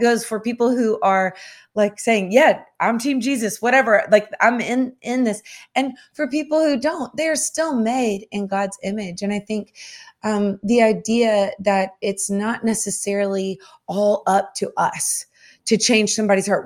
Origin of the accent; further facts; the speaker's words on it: the South, United States; I grew up in the South